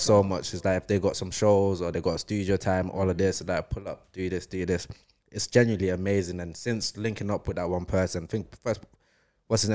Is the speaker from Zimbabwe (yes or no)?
yes; Zimbabwe; now in Manchester, United Kingdom; I grew up in Zim.